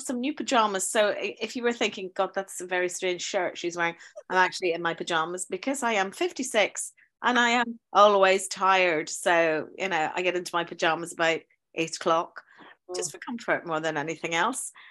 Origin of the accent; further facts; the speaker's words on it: Northern Ireland, United Kingdom; also born or lived in South London; now in London, United Kingdom; I'm from Northern Ireland, but I teach uh, in a school in uh, South London